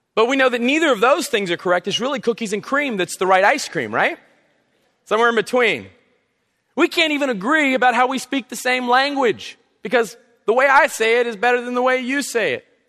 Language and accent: English; South Carolina, United States; now in North Carolina, United States; I'm from South Carolina